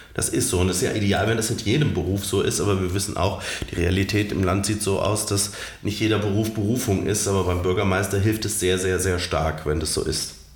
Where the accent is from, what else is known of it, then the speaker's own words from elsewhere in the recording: Romrod, Hesse, Germany; also born or lived in Alsfeld; Ich habe damals in Romroth, meiner Heimatkommune, wo ich auch aufgewachsen bin, gewohnt